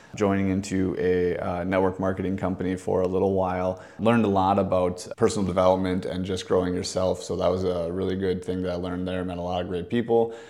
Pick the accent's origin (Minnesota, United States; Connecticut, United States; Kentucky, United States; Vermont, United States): Minnesota, United States; Maple Grove; also born or lived in Fargo, North Dakota; I was born and raised in Fargo, North Dakota till I was about ten years old. That time, I moved down to the Maple Grove, Minnesota area, went to school, and then ended up going to high school and graduating from Maple Grove Senior High down there